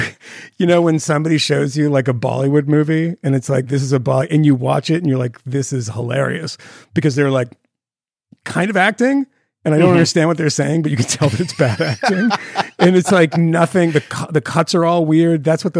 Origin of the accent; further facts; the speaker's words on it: Massachusetts, United States; my hometown